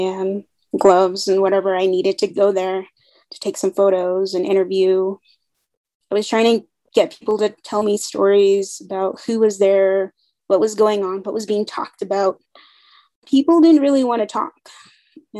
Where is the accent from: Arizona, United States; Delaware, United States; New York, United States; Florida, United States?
Arizona, United States; Kaibito; I'm originally from Kaito, Arizona. It's in the Western Navajo Nation. It's near Lake Powell, near the city of Page, Arizona